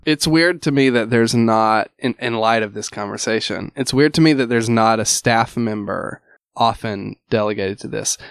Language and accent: English; Alabama, United States; moved away as an adult; also born or lived in Louisville; I'm originally from Alabama